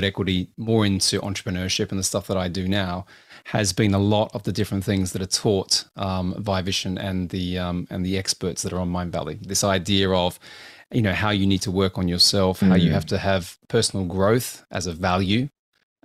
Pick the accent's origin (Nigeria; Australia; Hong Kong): Australia; I'm Australian